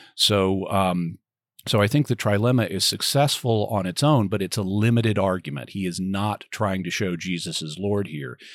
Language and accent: English; Arkansas, United States; also born or lived in Texas; now in San Diego, United States; I grew up in Arkansas